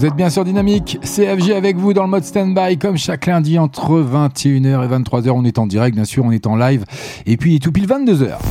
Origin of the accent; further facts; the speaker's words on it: France; Je suis français.